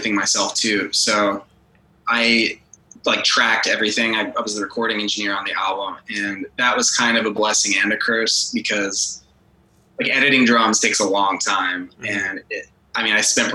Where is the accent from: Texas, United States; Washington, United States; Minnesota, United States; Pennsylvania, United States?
Texas, United States; growing up here